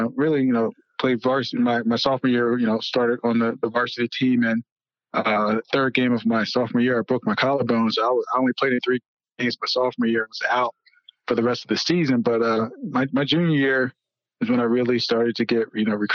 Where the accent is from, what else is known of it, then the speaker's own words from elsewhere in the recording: Voorhees, New Jersey, United States; I grew up in South Jersey, about 20 minutes outside of Philadelphia, in a town called Voorhees